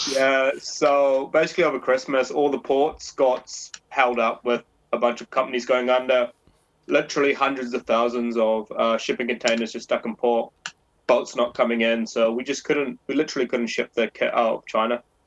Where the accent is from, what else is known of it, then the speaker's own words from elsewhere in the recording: New Zealand; moved away as an adult; now in London, United Kingdom; I'm a Kiwi.